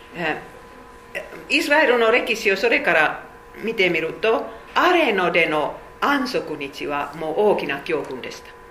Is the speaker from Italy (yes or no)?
no; Finland; Japanese is a second language; moved away as an adult; now in Japan; 500万人しか話せないフィンランドにどうして私は生まれましたか